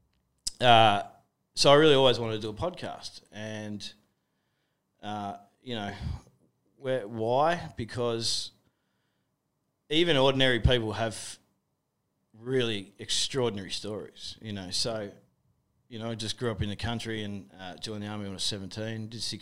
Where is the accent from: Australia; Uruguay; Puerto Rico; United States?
Australia; we're both Australian blokes